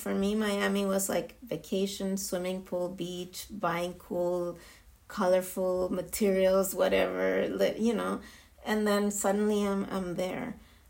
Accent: Israel; English is a second language; being Jewish and being born and raised in Israel is a different experience.

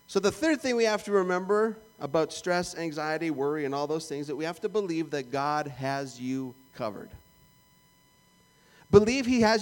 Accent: Canada; moved away as an adult; That's where I was born

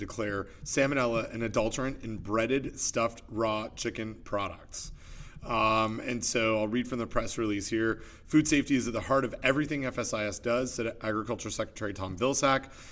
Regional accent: Canada; now in United States; being Canadian

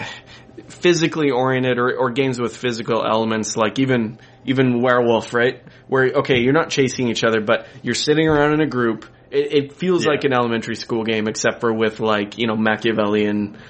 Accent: Colorado, United States; I grew up in Colorado

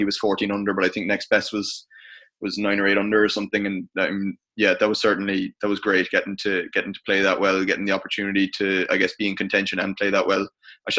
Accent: Ireland; as an Irish international, you know, thankfully I suppose I'm very grateful to have the platform

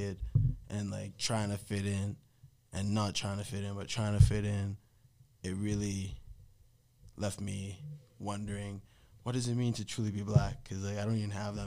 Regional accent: Edmonton, Alberta, Canada; I grew up in Riverbend

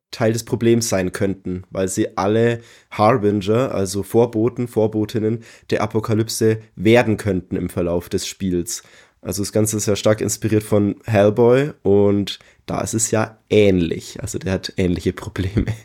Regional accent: Bavaria, Germany; now in Leipzig, Germany; ich bin 33, wohne aktuell in Leipzig, ich komme ursprünglich aus der Nähe von Nürnberg

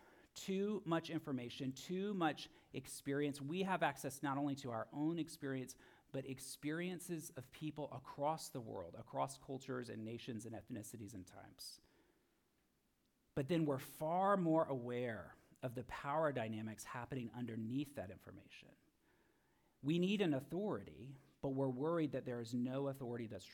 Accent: Florida, United States; I'm from Florida

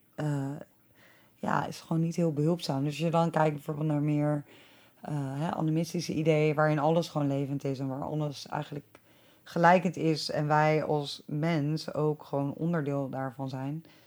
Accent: Delft, South Holland, Netherlands; moved away; ik kom ook uit Delft

